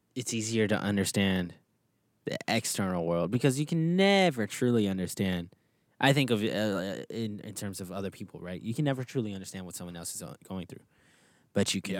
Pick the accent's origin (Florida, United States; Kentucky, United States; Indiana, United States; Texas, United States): Texas, United States; moved away; I'm from Texas, right? So I had a backyard, I had a front yard. I was out there climbing trees pretty often